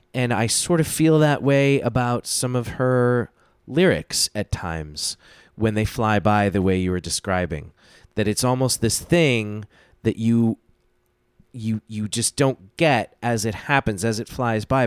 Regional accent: United States; I was born in the States

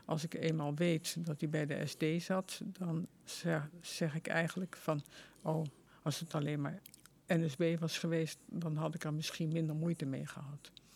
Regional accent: Vught, North Brabant, Netherlands; ik was geboren in Vught

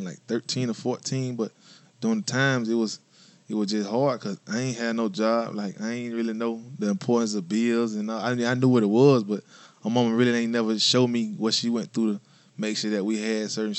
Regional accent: Augusta, Georgia, United States; Born and raised Augusta, man. Augusta native

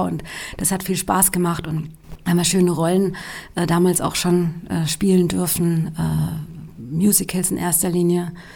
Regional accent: Darmstadt, Hesse, Germany; ich bin im Rhein-Main-Gebiet aufgewachsen, in Darmstadt

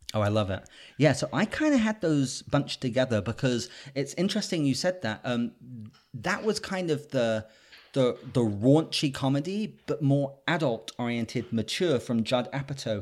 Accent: United Kingdom; I'm a Brit

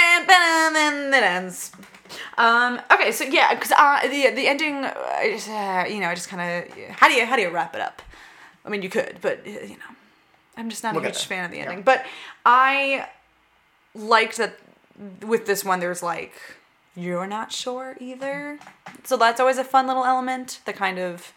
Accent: Suffolk County, Long Island, New York, United States; moved away; I'm from Suffolk, but Nassau.

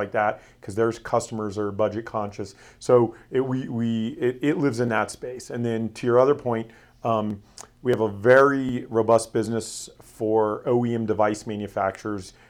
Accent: Florida, United States; moved away; I was born and raised in Florida

